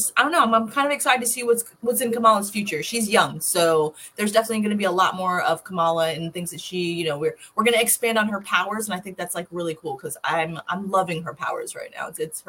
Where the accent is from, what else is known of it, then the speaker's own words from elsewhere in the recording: New York, United States; I'm a New Yorker.